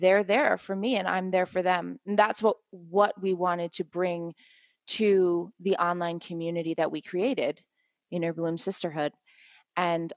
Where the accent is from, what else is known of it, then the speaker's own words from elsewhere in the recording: East Coast of the US, United States; now in Guatemala; I'm from the East Coast.